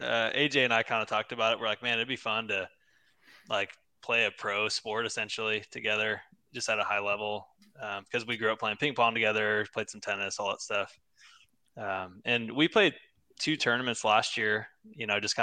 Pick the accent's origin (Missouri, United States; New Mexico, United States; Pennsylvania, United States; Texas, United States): Texas, United States; San Antonio; No. So I actually grew up in San Antonio.